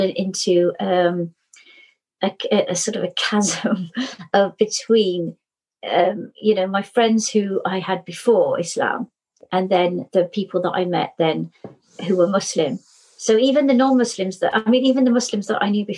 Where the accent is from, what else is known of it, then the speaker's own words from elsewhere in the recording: Cornwall, South West England, United Kingdom; now in Cardiff, United Kingdom; I was born in Cornwall, but I've lived in Cardiff since 1990